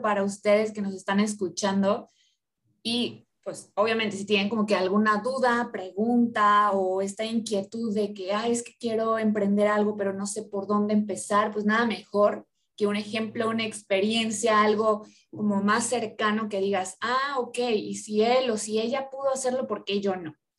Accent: Orizaba, Veracruz, Mexico; now in Monterrey, Mexico; yo soy de Orizaba, yo soy de provincia

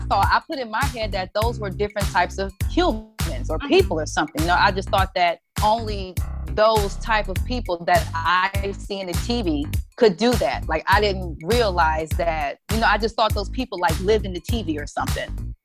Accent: Detroit, Michigan, United States; i'm from detroit

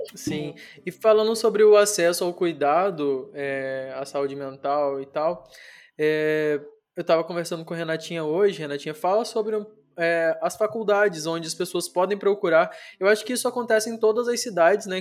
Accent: Brazil; Brasil, que é onde eu tô, de onde eu sou, onde eu nasci

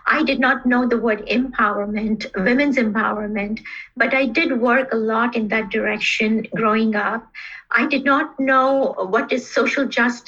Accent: Karachi, Sindh, Pakistan; also born or lived in Bangladesh / India; I grew up in South Asia, and those countries where I spent most of my childhood were Bangladesh, India, and Pakistan. Though my later years were spent in Karachi, Pakistan.

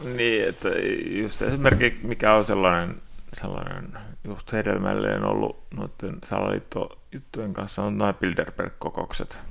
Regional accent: Kotka-Hamina region, Kymenlaakso, Finland; tuolla Kotkahaminen seudulla, mistä mä oon kotoisin

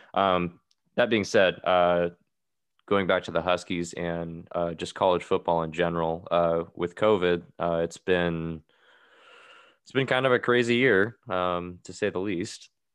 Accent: Seattle, Washington, United States; I grew up in the Seattle area. Um, I've grown up here all my life

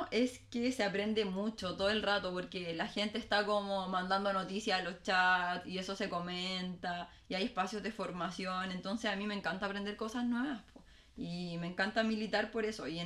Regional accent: Valparaíso, Chile; born there; Además, alcalde de Valpo, de mi ciudad natal.

